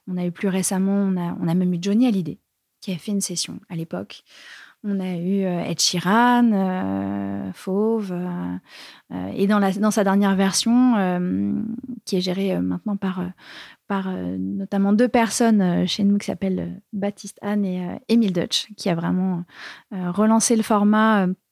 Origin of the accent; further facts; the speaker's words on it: Bourges, Centre-Val de Loire, France; je viens de Bourges